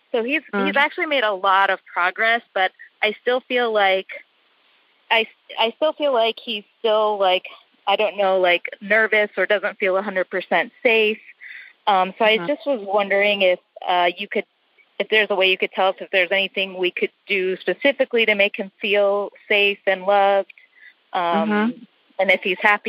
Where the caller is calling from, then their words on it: Chicago, Illinois, United States; I'm calling from Chicago, and I was calling to ask you about my dog that I adopted.